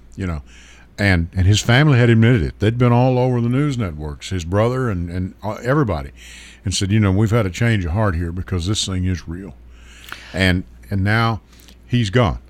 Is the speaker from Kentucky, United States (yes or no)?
yes; Hopkins County, Kentucky, United States; I was born and raised in Hopkins County.